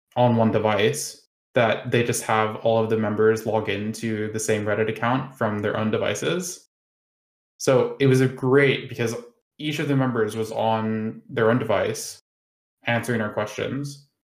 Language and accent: English; United States; now in United Kingdom; I live in the UK, but I am American